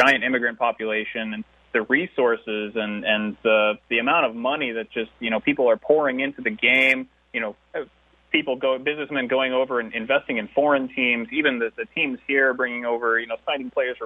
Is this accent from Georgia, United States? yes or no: no; Alaska, United States; also born or lived in Romania; I grew up mostly in Alaska, where I started school